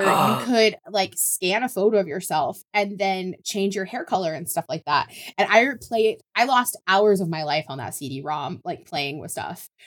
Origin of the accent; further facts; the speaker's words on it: Oklahoma, United States; I grew up in Oklahoma